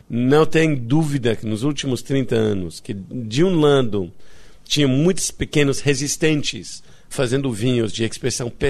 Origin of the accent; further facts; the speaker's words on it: France; Portuguese is a second language; also born or lived in Italy / Greece / India / England; now in Rio de Janeiro, Brazil; eu cresci na França, na Itália, na Grécia, na Índia, no, na Inglaterra. E... Nada disso explica que falo português.